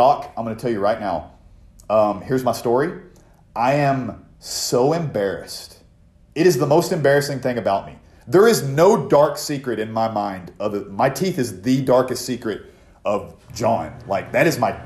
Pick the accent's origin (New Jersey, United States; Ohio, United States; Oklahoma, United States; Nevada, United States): Oklahoma, United States; my hometown is full of nothing but fucking meth heads. So, anyway. So is the town I live in now. But, anyway, I guess Every town is. This is Oklahoma